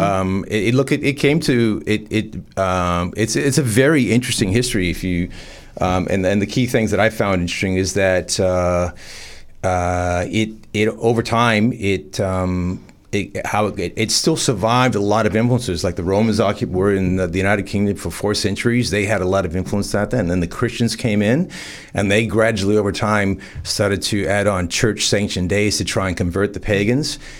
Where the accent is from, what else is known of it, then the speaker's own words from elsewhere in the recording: farm town north of Toronto, Ontario, Canada; moved away as an adult; also born or lived in Bondi; now in Newcastle, Australia; growing up in Canada, uh, about an hour on a f, farm town north of Toronto